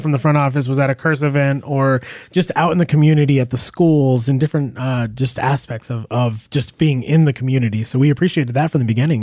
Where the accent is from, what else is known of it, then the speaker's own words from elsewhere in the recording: San Rafael, New Mexico, United States; also born or lived in Grants, New Mexico; I grew up in San Rafael